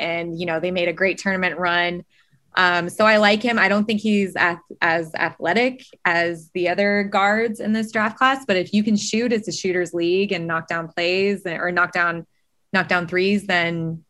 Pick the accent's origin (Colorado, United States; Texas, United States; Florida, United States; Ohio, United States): Colorado, United States; I was born and raised in Colorado.